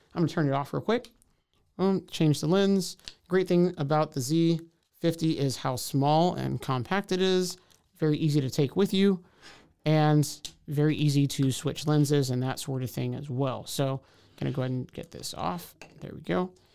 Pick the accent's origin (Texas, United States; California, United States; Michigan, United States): Texas, United States; Houston; moved away as an adult; now in Waco, United States; I'm from Houston, came to Waco to go to Baylor University